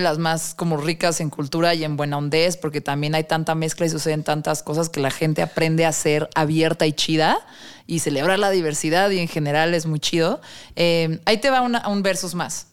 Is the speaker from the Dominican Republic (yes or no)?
no; Mexico; quiero conocer mi país